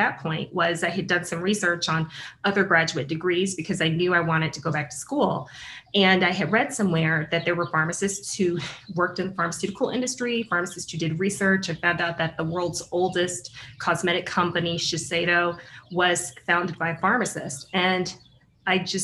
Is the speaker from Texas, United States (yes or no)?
yes; Huntsville, Texas, United States; first language English; I'm originally from Huntsville, Texas. That's where I grew up